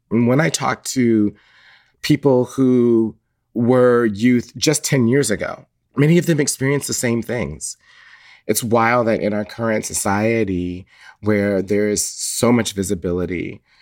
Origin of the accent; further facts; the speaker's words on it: Atlanta, Georgia, United States; I grew up in Atlanta, Georgia, mostly in the 1980s